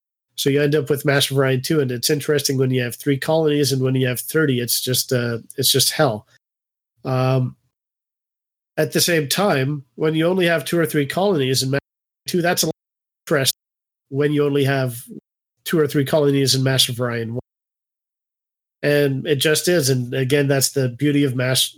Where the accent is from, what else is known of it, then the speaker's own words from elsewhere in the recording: Canada; I'm Canadian